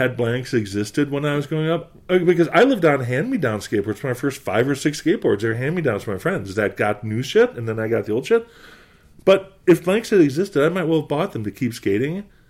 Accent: Boston, Massachusetts, United States; I'm from New England. I'm from Boston.

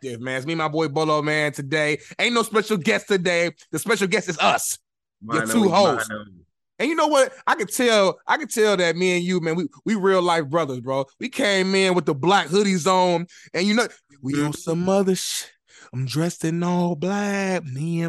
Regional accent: Indianapolis, Indiana, United States; I'm from Indianapolis, Indiana, far east side, 317, born and raised.

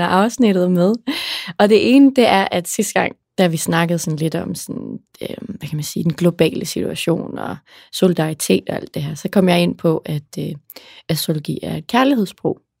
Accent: Aarhus, Central Denmark Region, Denmark; jeg er fra Aarhus, der brokker vi os til morgenmad

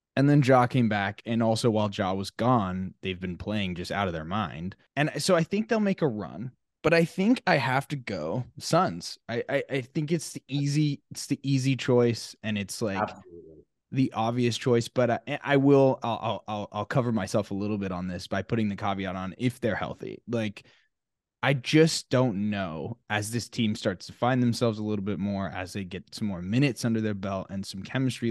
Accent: Arlington, Texas, United States; I'm from Arlington, Texas, and I was like, you know, grew up kind of being a Mavs fan

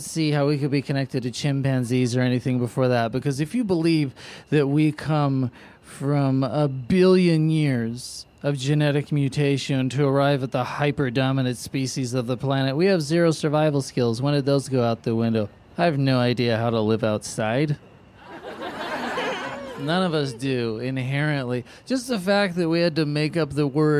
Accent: San Francisco, California, United States; now in Los Angeles, United States; I grew up in San Francisco, live in LA now

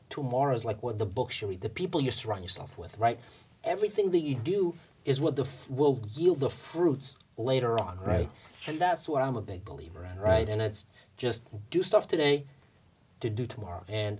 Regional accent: Russia; English is a second language; moved away; I came from Russia with nothing.

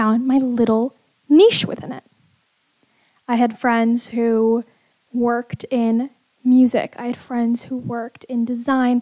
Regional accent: Bay Area, California, United States; I grew up in the Bay Area

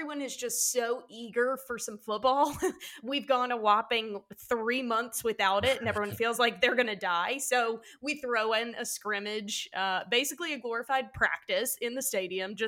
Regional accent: the South, United States; we're from the South

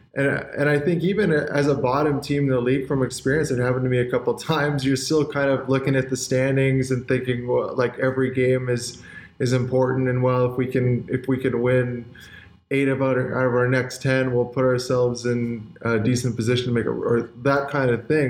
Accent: Canada; as a kid growing up in Canada

